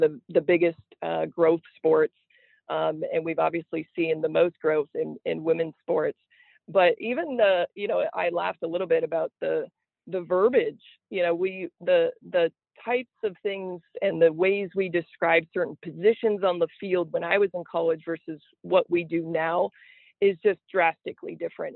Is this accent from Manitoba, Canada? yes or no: no; Niagara Falls, Ontario, Canada; moved away as an adult; also born or lived in Alabama / Charleston, Illinois; me growing up in southern ontario uh, the niagara falls area